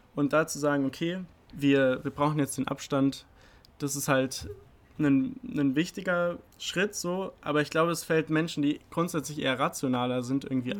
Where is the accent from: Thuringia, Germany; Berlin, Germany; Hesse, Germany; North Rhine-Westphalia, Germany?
Hesse, Germany; Oberursel; moved away as an adult; now in Heidelberg, Germany; Ich komme ursprünglich aus Oberursel, bin jetzt aber schon seit zweieinhalb Jahren hier in Heidelberg